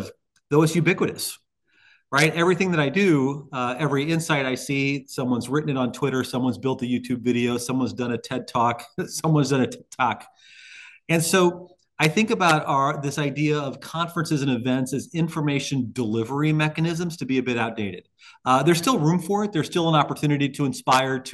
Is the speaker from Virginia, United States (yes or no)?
no; Highland, Illinois, United States; I was still practicing in my hometown of Highland, Illinois at the time.